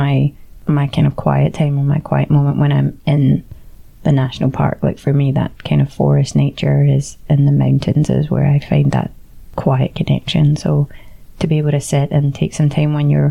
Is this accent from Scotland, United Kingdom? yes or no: yes; Scotland, United Kingdom; first language English; now in Barcelona, Spain; I'm Scottish enough